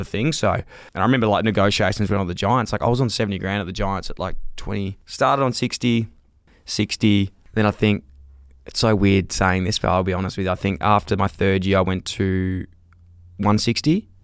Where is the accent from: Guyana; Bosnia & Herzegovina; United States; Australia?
Australia; Melbourne, Victoria; I grew up in North Fitzroy